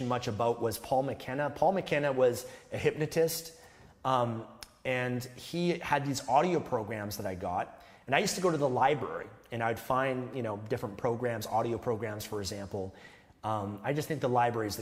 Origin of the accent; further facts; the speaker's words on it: Canada; I was born in Canada